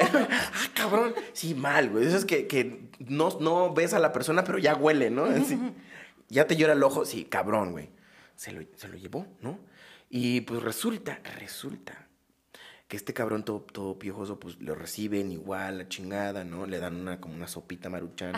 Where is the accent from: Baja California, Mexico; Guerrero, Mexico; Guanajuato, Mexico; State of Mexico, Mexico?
Guerrero, Mexico; Acapulco; soy de Acapulco, tiene un sentido más como de la, de la costa acapulqueño